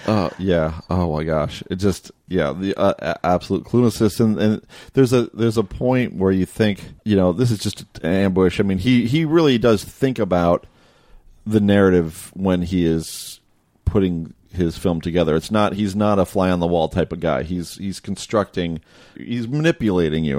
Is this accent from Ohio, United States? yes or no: yes; outside of Toledo, Ohio, United States; I grew up outside of Toledo as well